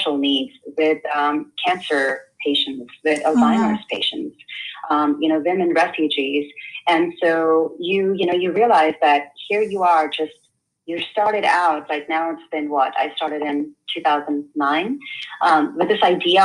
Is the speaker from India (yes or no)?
yes; India; now in United States; I grew up in India primarily